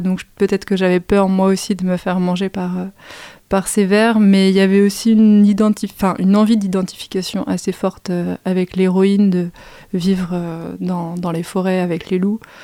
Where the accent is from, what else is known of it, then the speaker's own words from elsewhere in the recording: Fontenay-sous-Bois, Île-de-France, France; also born or lived in Saint-Maurice; j'ai grandi à Fontenay-sous-Bois, donc commune aussi du, du 94